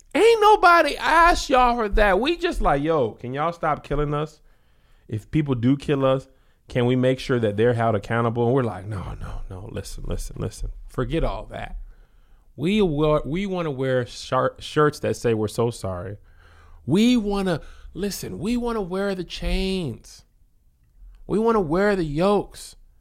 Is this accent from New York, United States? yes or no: no; El Paso, Texas, United States; I'm from El Paso